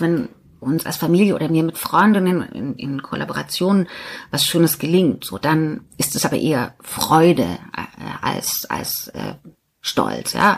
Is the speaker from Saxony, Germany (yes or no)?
yes; Riesa, Saxony, Germany; Riesa, meine Geburtsstadt, Stahlstadt, Stadt an der Elbe